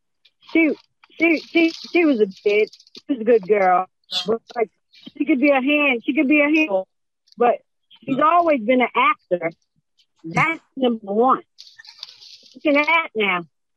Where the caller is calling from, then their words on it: Georgia, United States; I'm calling … of Georgia to shout out congratulations, daughter.